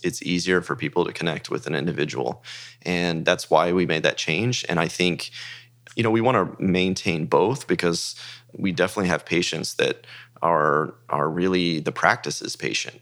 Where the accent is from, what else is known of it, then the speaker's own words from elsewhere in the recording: Dallas, Texas, United States; also born or lived in Frisco, Texas; I grew up in Texas in the Dallas area